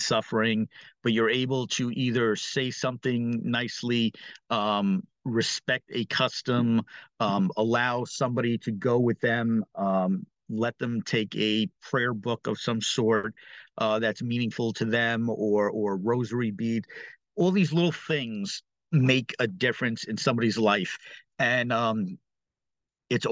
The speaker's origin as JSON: {"language": "English", "town": "New York City", "region": "New York", "country": "United States", "tie": "born or raised there", "said": "growing up in New York City, specifically in Brooklyn"}